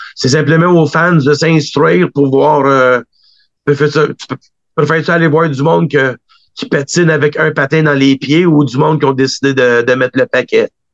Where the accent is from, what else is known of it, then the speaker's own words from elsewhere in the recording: Quebec, Canada; en tant que Québécois, on est toujours fiers un des nôtres